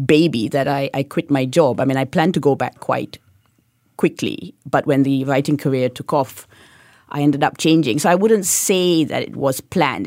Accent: Kuantan, Pahang, Malaysia; now in Singapore; growing up in Kuantan, I went to a really quite difficult school

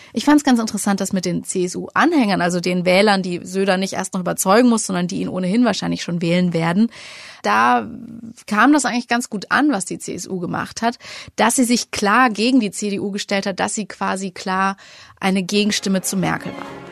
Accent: Franconia, Bavaria, Germany; ich als Fränkin

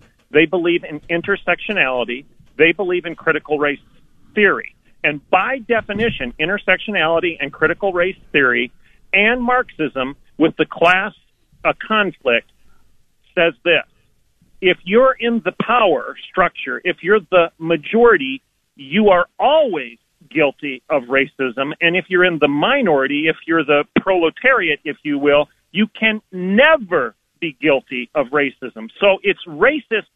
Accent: Oklahoma, United States; I'm from Oklahoma

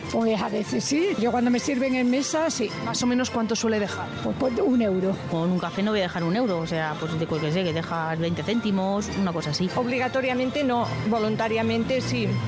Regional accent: Spain; he salido a la calle para saber cuánto de propineros somos los españoles dentro.

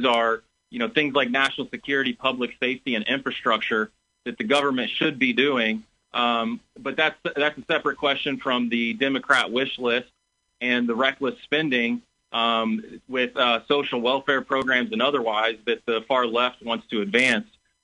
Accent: Decatur, Illinois, United States; I'm actually a sixth-generation son of Decatur

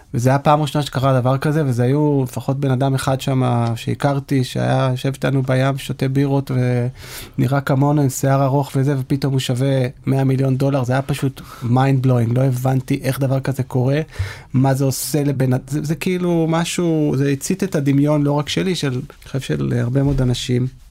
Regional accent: Israel; כישראלים שגדלו לדור הסוציאליסטי

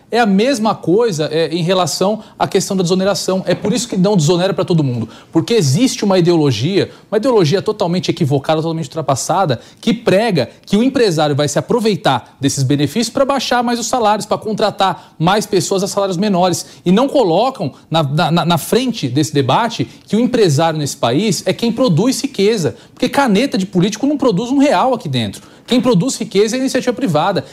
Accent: ABC Paulista, São Paulo, Brazil; sou lá do ABC

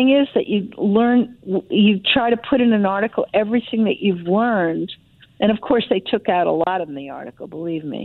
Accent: Providence, Rhode Island, United States; moved away; also born or lived in France / Israel; I grew up in Providence

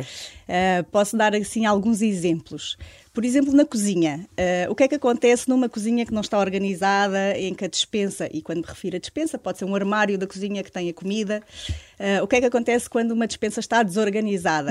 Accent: Alentejo, Portugal; moved away as an adult; now in Lisbon, Portugal; vivo em Lisboa, mas sou alentejana. Eh, vim para Lisboa aos 26 anos

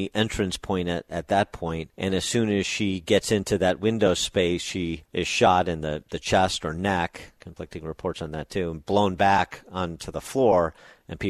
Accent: Illinois, United States; In Illinois, my home state

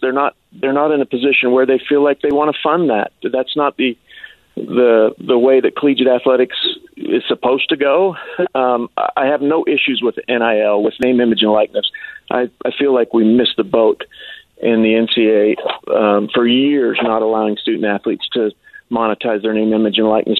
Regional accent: Ogden, Utah, United States; I grew up in Ogden

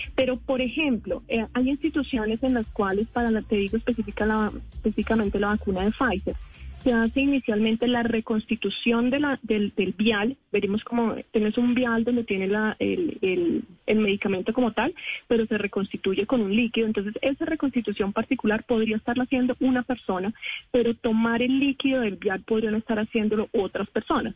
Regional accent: Colombia; nosotros como colombianos

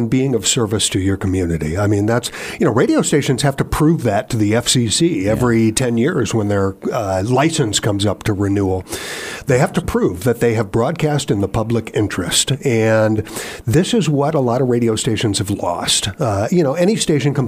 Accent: Ohio, United States; moved away as an adult; also born or lived in Minnesota / Colorado / Oklahoma / North Carolina; now in Virginia, United States; I grew up in Ohio, but upon getting a career in radio, I have spent time in Minnesota and Colorado, Oklahoma, like I told you about, North Carolina

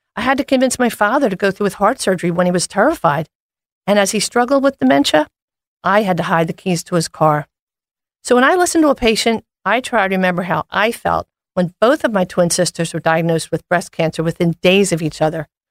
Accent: Philadelphia, Pennsylvania, United States; Born and raised in Philadelphia, I'm a proud graduate of Hawk Hill

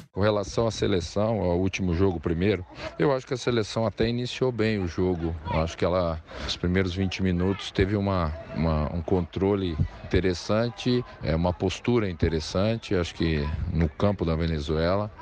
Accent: Brazil; a gente, como brasileiro

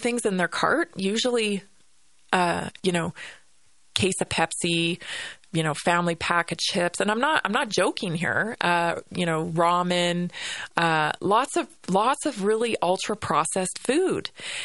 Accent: Vancouver Island, British Columbia, Canada; now in Colorado, United States; growing up on Vancouver Island

